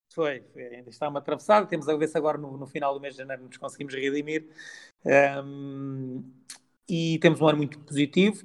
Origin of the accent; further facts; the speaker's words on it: Barreiro, Lisbon, Portugal; nasci em Lisboa, mas sou do Barreiro, nascido, não sou nascido e criado, mas sou criado no Barreiro